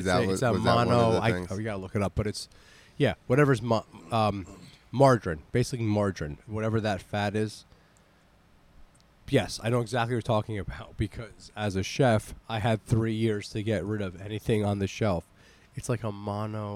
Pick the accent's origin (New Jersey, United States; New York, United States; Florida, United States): New Jersey, United States; accent: Jersey; my disgusting Jersey accent